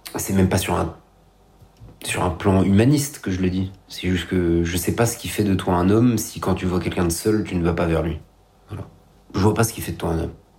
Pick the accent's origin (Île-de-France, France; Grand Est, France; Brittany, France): Île-de-France, France; Paris; moi je suis né à Paris, donc je suis pas un déraciné, je suis pas un exilé